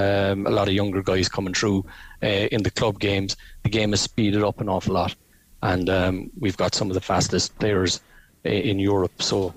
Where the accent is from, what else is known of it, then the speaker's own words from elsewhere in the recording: Ireland; Being Irish, we're up for that fight.